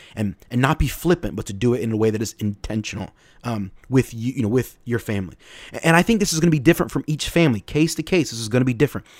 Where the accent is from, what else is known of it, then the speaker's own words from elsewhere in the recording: United States; we're American